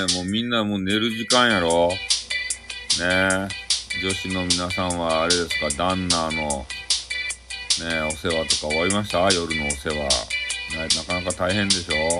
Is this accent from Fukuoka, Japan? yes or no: yes; Fukuoka, Japan; accent: Hakata-ben; 俺の博多弁